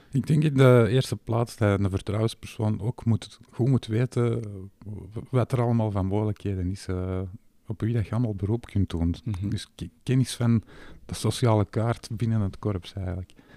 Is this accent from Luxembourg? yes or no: no; Flanders, Belgium; wij als Vlamingen